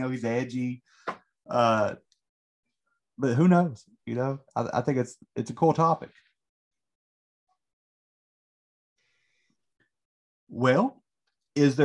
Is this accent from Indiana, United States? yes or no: no; Southern West Virginia, United States; I'm from Southern West Virginia